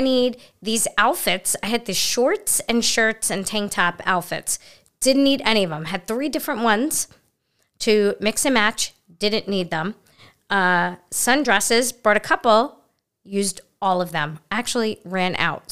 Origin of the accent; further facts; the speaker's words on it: New York City, New York, United States; I'm from Brooklyn, so you don't leave your purse or your belongings anywhere